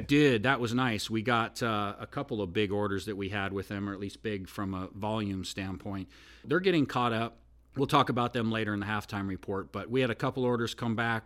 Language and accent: English; Oregon, United States; moved away as an adult; now in Nashville, United States; Actually, I'm not really from Oregon, but I grew up in Oregon, so I'm an Oregonian. But now I've lived in Nashville